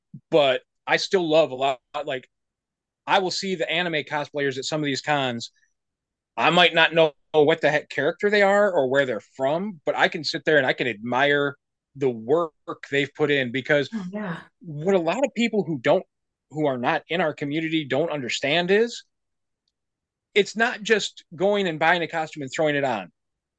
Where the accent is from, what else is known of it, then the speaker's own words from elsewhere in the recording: Michigan, United States; moved away as an adult; now in Texas, United States; I'm originally from Michigan, moved down here 23 years ago this year, moved down here because my ex-wife was from here